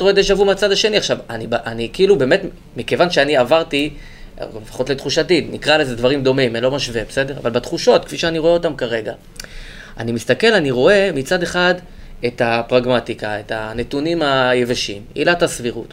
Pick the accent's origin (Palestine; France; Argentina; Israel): Palestine; Gush Katif, Gaza Strip; moved away; גדלתי בגוש קטיף